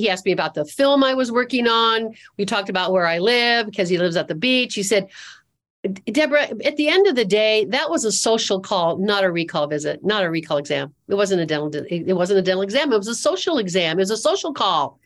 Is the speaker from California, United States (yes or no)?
yes; California, United States; moved away as an adult; also born or lived in Seattle; now in Charlotte, United States; born and raised in California, lived in Seattle